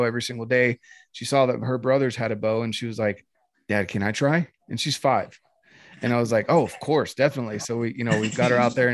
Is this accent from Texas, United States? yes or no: no; North Carolina, United States; now in Utah, United States; growing up in North Carolina